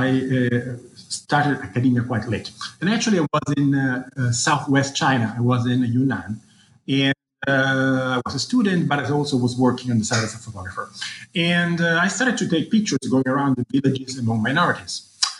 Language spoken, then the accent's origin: English; Rome, Lazio, Italy; I was born in Rome, where I grew up and did my high school and undergraduate. And actually, I wanted to study classics, you know, my own culture and civilization.